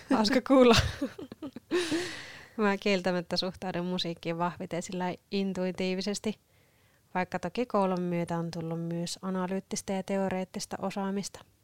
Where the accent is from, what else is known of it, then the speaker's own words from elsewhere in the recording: Sievi, North Ostrobothnia, Finland; now in Kouvola, Finland; mä oon alun perin Sievistä Pohjois-Pohjanmaalta kotoisin